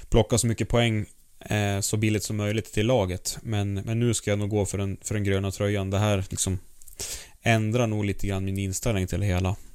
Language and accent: Swedish; Sweden; så är det ju väldigt, väldigt trevlig läsning som svensk alltså.